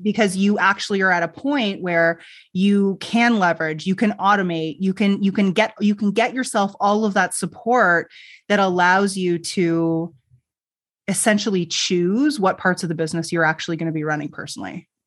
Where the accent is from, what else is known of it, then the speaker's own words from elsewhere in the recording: Canada; I'm Canadian, so we say niche